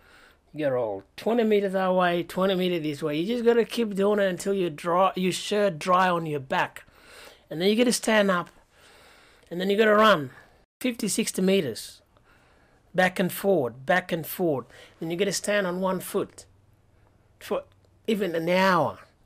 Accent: Sudan; And all they knew about me is just, I'm from Sudan. I was a boy soldier.

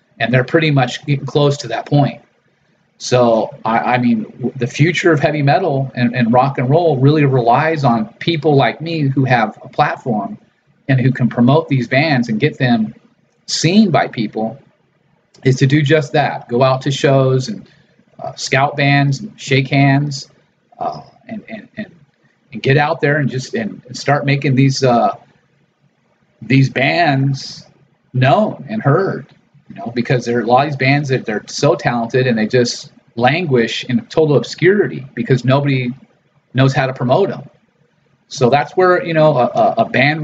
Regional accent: Los Angeles, California, United States; my background growing up in Los Angeles and Hollywood

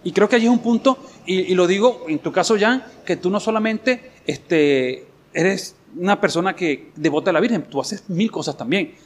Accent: Guanare, Portuguesa, Venezuela; soy de Guanare.

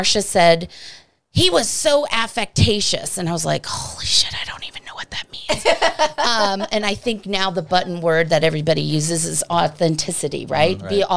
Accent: East Coast, United States; moved away; I'm from the East Coast

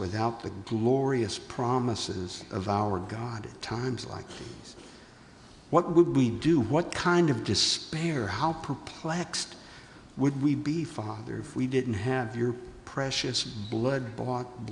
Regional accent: the South, United States; I'm from the South

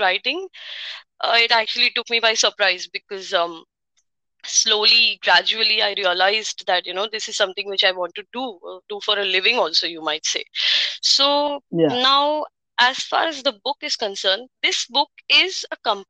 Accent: India; I am from India

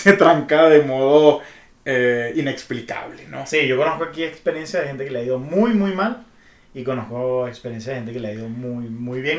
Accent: Barquisimeto, Lara, Venezuela; moved away as an adult; now in Mexico

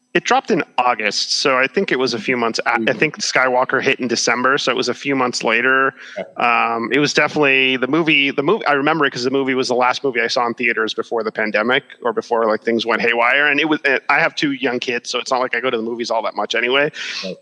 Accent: Miami, Florida, United States; my hometown of Miami

